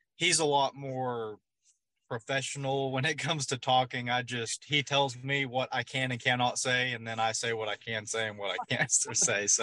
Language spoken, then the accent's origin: English; Oklahoma, United States; I'm from Oklahoma here on Grand Lake